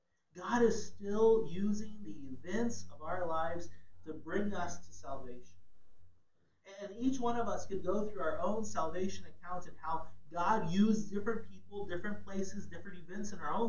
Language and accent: English; Ghana; I was a missionary's kid. I grew up in Ghana, West Africa.